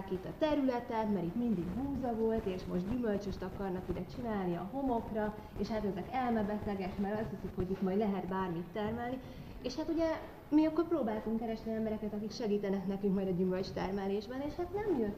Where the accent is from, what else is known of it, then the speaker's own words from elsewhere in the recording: Kecskemét, Bács-Kiskun, Hungary; Én egyébként kecskeméti vagyok, és azon kecskeméten van egy tanyás gazdaságunk a családommal